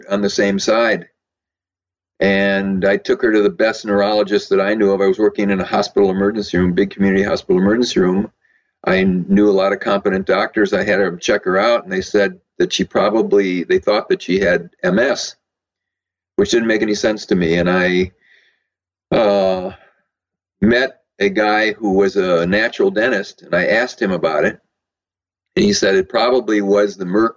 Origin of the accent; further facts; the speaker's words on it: Madison, Wisconsin, United States; moved away as an adult; also born or lived in San Diego; I was born in Madison, Wisconsin. And I went to college and medical school there